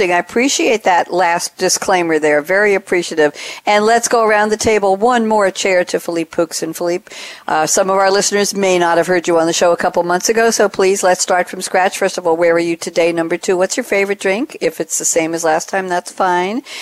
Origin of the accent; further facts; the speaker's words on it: Aix-en-Provence, Provence-Alpes-Côte d'Azur, France; English is a second language; now in Paris, France; south of France. Uh, I grew up in Aix-en-Provence